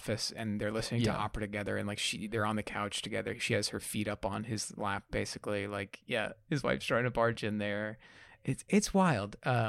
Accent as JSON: {"language": "English", "region": "New York", "country": "United States", "tie": "born or raised there", "said": "Being an Italian growing up in New York."}